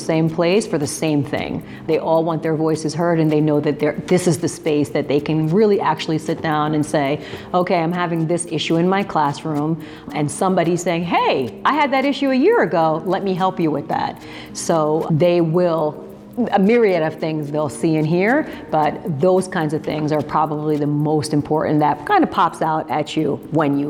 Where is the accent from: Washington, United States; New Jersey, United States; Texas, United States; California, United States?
New Jersey, United States; I've brought EdCamp into my home state of New Jersey